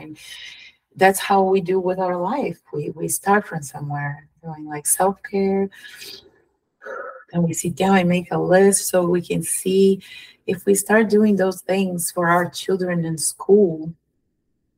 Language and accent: English; São Paulo, Brazil; English is a second language; moved away as an adult; also born or lived in Curitiba, Brazil; now in United States; I born in Sao Paulo, the most capitalist city in Brazil, Sao Paulo.